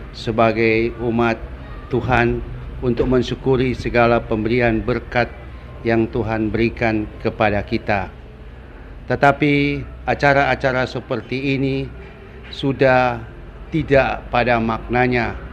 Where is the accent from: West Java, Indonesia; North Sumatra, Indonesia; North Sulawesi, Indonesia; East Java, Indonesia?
North Sulawesi, Indonesia; Tompaso; saya berasal dari Tompaso